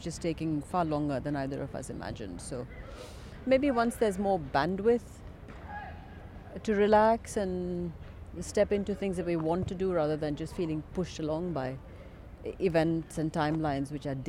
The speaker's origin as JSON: {"language": "English", "region": "Kerala", "country": "India", "first_language": "Malayalam", "second_language": "English", "said": "it's my mother tongue, mm-hmm. which just literally means it's the tongue of my mother and father."}